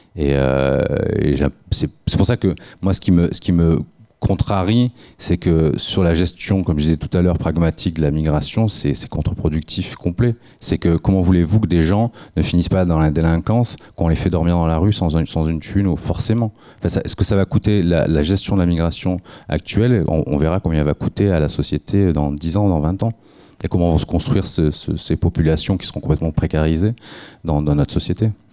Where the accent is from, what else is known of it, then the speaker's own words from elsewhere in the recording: Nice, Provence-Alpes-Côte d'Azur, France; moi je suis niçois